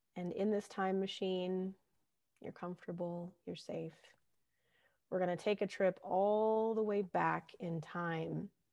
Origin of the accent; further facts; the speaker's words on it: California, United States; growing up in California